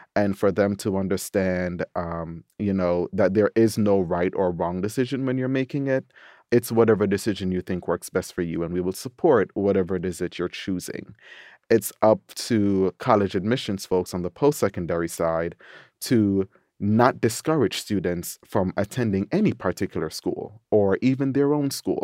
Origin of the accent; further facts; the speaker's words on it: Jamaica; also born or lived in New York; now in Washington, D.C., United States; as a Jamaican